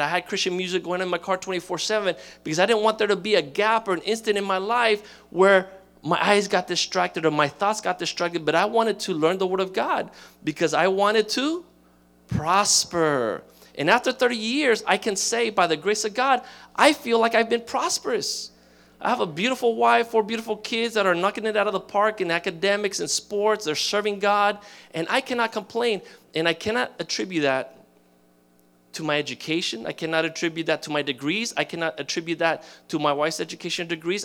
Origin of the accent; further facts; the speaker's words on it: Miami, Florida, United States; I grew up in Miami